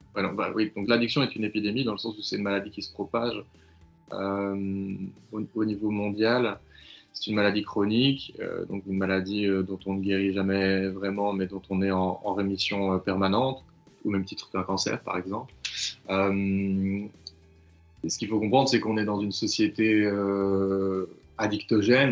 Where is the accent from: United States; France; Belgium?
Belgium; chez nous en Belgique